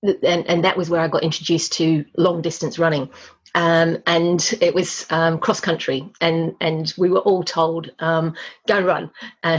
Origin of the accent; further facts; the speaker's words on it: Australia; So I grew up in Australia, but I am actually British. Mum and Dad emigrated with … when I was 18 months, and I grew up in Australia.